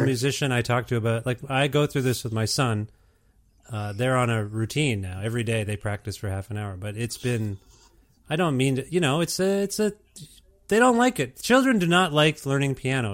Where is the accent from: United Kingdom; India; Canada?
Canada; I'm first generation, uh, Canadian here